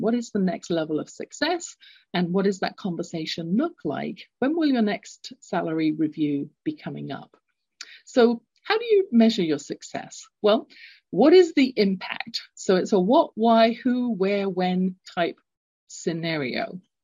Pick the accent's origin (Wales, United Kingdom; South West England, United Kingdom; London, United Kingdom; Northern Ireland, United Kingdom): London, United Kingdom; moved away; I had a experience growing up, London, England. You can tell from my accent, I'm not born in North America.